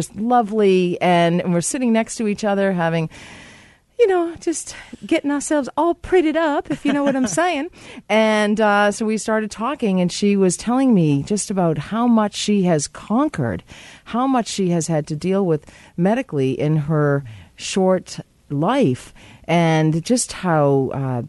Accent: Ireland; we're both Irish

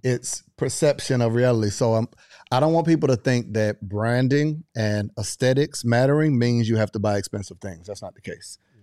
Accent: Panama City, Florida, United States; I grew up in Panama City, Florida, thirty minutes away from Alabama, Mississippi

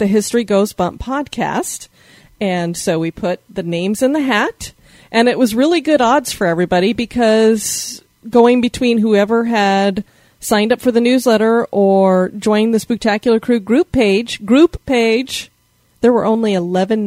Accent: Denver, Colorado, United States; moved away; We hail from Denver, Colorado originally

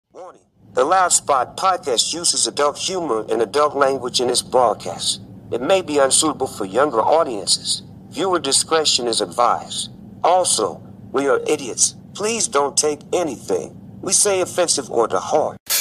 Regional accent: Des Moines, Iowa, United States; moved away as an adult; also born or lived in Dallas, Texas; I'm from Des Moines, Iowa. I moved down there in 2016

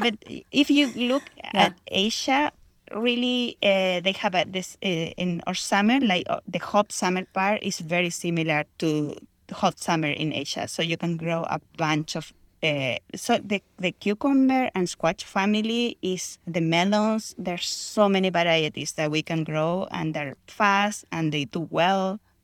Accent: Chile; moved away as an adult; now in Houston, United States; I grew up in Chile

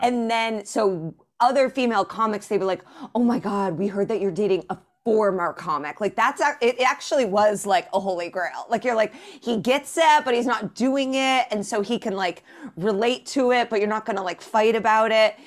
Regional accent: Indianapolis, Indiana, United States; moved away as an adult; also born or lived in Chicago / Evanston / New York; Born and raised in Indianapolis

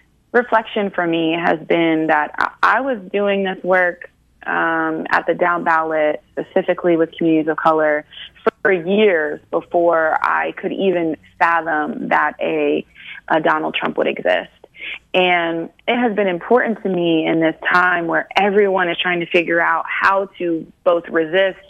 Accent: Ohio, United States; growing up in Ohio

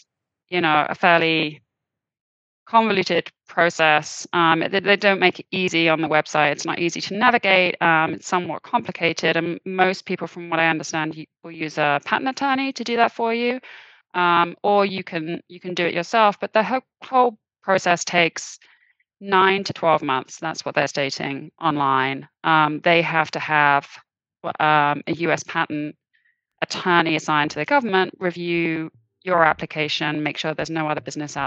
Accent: United Kingdom; now in Boston, United States; I am originally British.

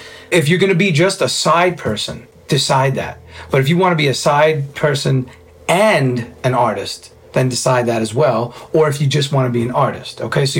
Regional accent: New York City, New York, United States; Being a New Yorker, a Cuban-Italian New Yorker, you know, with a very well-tempered manner.

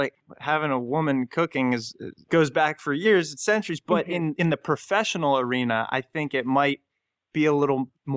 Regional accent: Southern Maryland, United States; I grew up in Southern Maryland

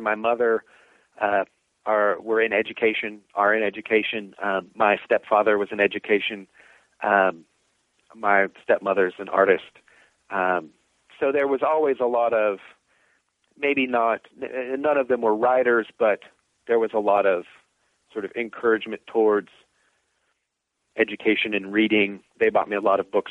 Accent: Danville, Kentucky, United States; moved away as an adult; now in Virginia, United States; growing up in Danville, Kentucky, in the middle of nowhere in Kentucky

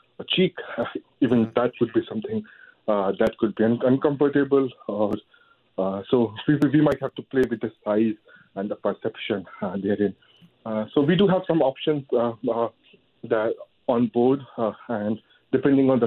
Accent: India; now in Canada; I come from India.

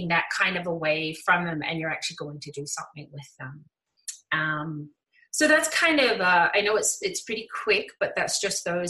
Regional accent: New Zealand; moved away as an adult; now in Calgary, Canada; I moved from New Zealand to Canada

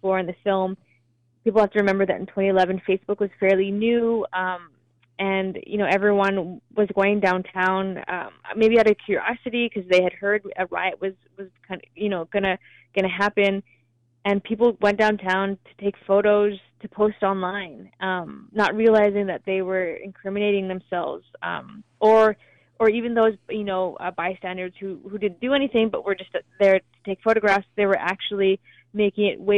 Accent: Vancouver, British Columbia, Canada; We're both from Vancouver

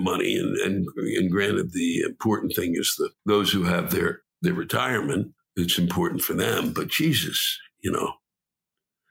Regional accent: Washington, District of Columbia, United States; I was born and raised in Washington.

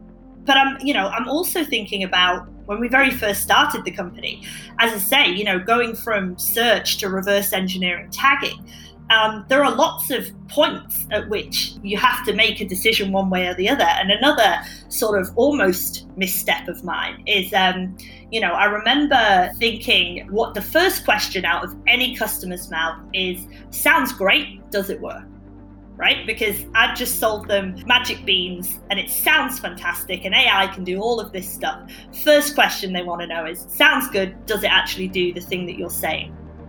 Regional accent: United Kingdom; You know, when I met my co-founder, we realized he's Swedish, I'm British, we're a similar age

